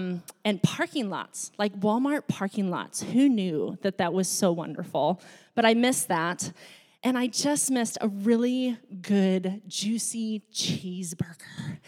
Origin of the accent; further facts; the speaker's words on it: Laos; also born or lived in Thailand; I grew up in a foreign country. I grew up in Laos and Thailand, and Laos was a developing country.